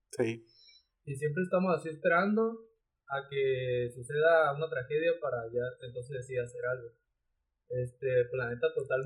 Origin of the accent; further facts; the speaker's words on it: Mexico; nosotros mismos como mexicanos, Darry.